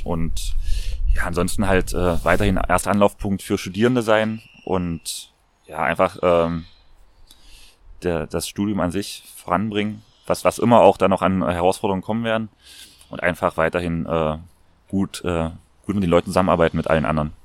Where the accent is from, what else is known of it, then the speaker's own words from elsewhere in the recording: Magdeburg, Saxony-Anhalt, Germany; moved away as an adult; now in Vienna, Austria; in meiner Heimatstadt in Magdeburg